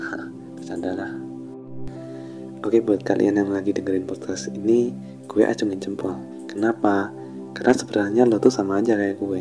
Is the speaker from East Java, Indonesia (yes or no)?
yes; Malang, East Java, Indonesia; born there; lahir di Kota Malang